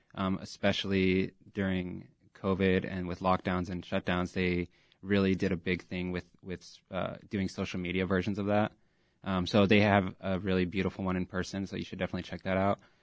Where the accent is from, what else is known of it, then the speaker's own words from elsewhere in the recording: Texas, United States; also born or lived in Pilsen, Chicago; now in Chicago, United States; I'm originally from Texas, but I've been in Pilsen for eight years